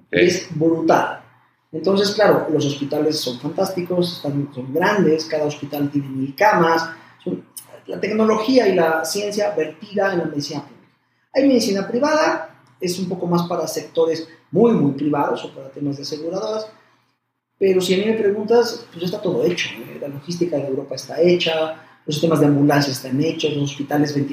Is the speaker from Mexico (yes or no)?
yes; Mexico